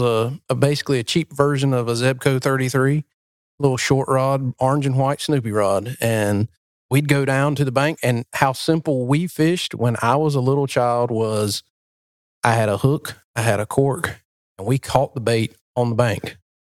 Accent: New Bern, North Carolina, United States; moved away; we're in my hometown, we're in Newburn, where you live, and this is where it all started for me

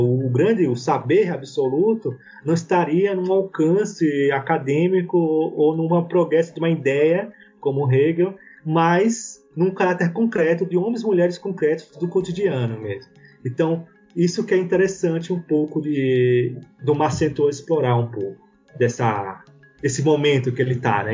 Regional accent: Brazil; enquanto brasileiros

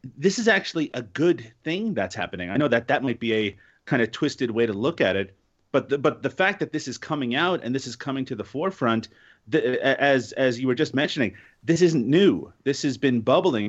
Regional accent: Canada; I'm Canadian

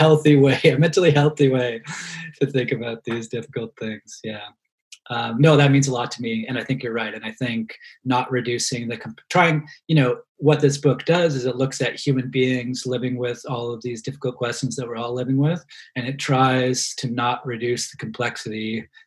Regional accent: Halifax, Nova Scotia, Canada; moved away; also born or lived in London, Ontario; growing up in Halifax in the 1990s

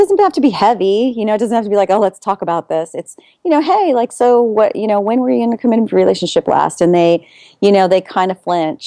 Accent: California, United States; I'm in Houston right now, and I'm from California, so I'm in Houston.

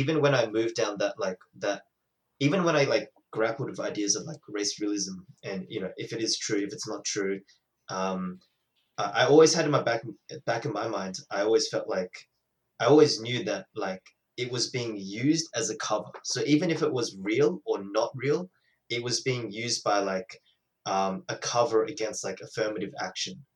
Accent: Australia; as an Australian

